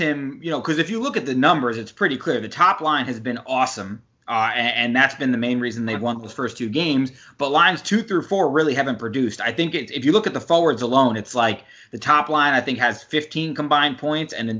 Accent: New York, United States; I grew up in New York

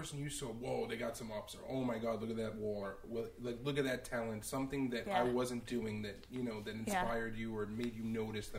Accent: New York City, New York, United States

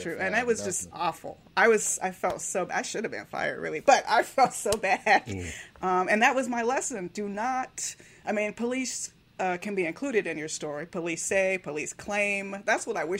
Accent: Miami, Florida, United States; I grew up in Miami

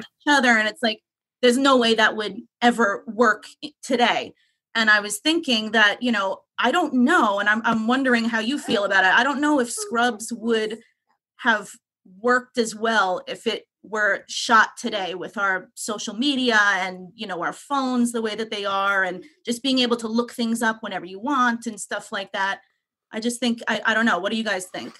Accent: Long Island, New York, United States; accent: New York; moved away as an adult; now in Philadelphia, United States; I grew up in Long Island. I'm a Long Island girl

